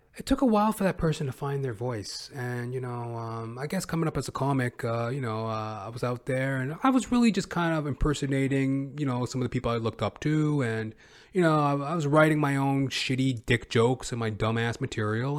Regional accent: Western Canada, Canada; accent: Western Canadian

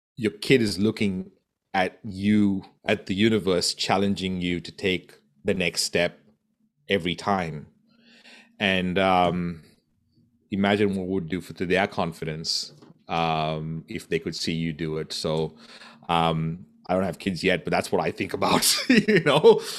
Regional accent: Goa, India; moved away; I'm from Goa in India.

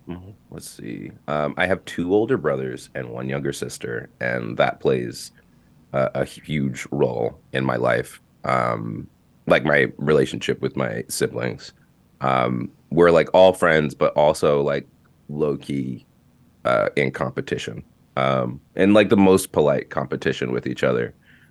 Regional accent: New York City, New York, United States; I'm from Brooklyn. I'm from Bushwick specifically, like actually from Bushwick.

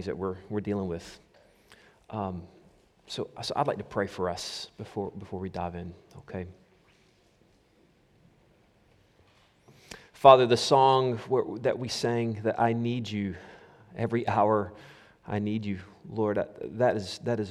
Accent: United States; moved away; when I was a kid growing up in the States

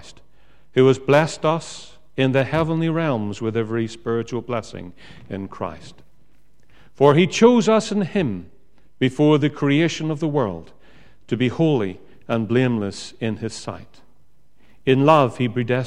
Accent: Northern Ireland, United Kingdom; I come from Northern Ireland.

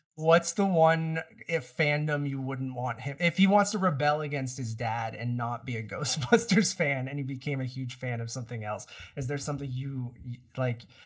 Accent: Toronto, Ontario, Canada; we're from Toronto

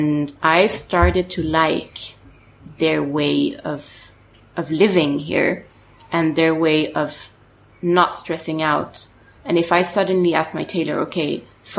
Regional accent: suburbs of Paris, Île-de-France, France; English is a second language; I grew up actually in the suburbs of Paris

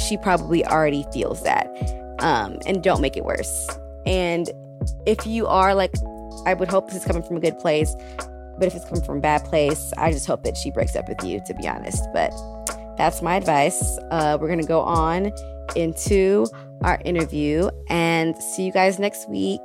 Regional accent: Texas, United States; moved away as an adult; now in Brooklyn, United States; when I was growing up, I'm from Texas, and I live in Brooklyn. I've been in Brooklyn since 2017

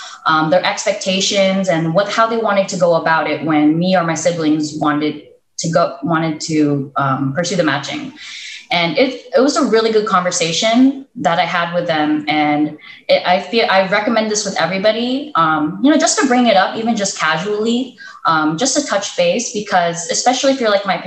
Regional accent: United States; moved away as an adult; also born or lived in Philippines; I grew up in the States. I was born and raised here

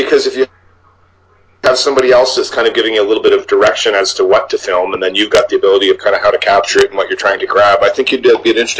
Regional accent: Niagara Falls, Ontario, Canada; I mean, I grew up in Niagara Falls, mm-hmm. which is probably about the same size as Sault Ste. Marie

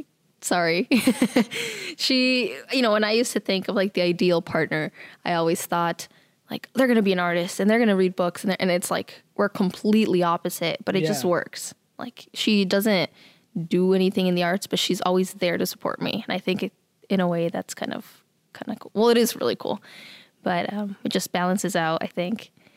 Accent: Midwest, United States; I was told that I wasn't gonna make it because I was from the Midwest.

